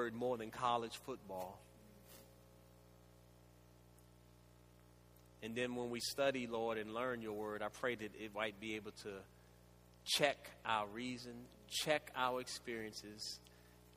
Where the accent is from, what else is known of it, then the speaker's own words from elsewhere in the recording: Washington, District of Columbia, United States; Growing up in the Washington, D.C. area, which was Chocolate City at that time